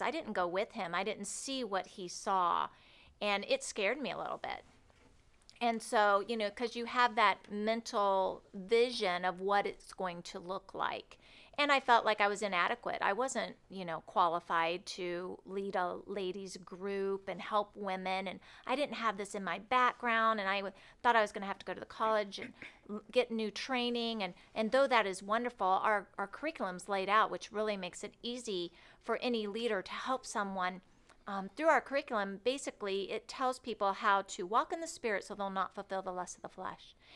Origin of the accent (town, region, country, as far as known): Cloverdale, Indiana, United States; born or raised there; moved away as an adult; now in Rockford, United States